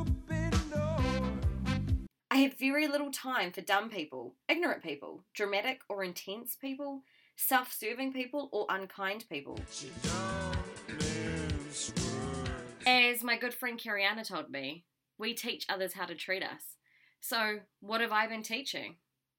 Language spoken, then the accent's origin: English; New Zealand; I'm a Kiwi Indian